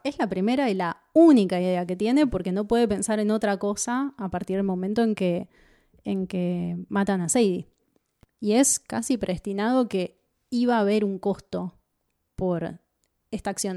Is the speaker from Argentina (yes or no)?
yes; Argentina; nosotros somos argentinos